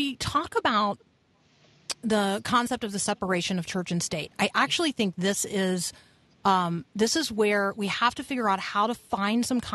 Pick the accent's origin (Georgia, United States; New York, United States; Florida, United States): Florida, United States; Tampa; I grew up in Tampa